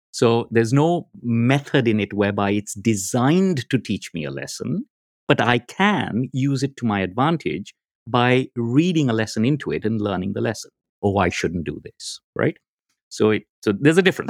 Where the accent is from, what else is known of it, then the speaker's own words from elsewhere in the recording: India; I'm from India